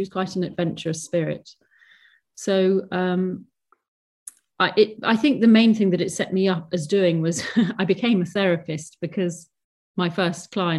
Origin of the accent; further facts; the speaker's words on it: Hong Kong; Yes, well, I grew up in Hong Kong. We were expats in Hong Kong